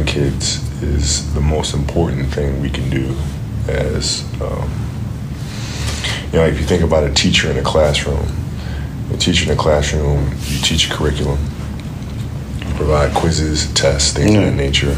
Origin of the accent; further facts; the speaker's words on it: Italy; growing up in Italy, we had a league called mini basket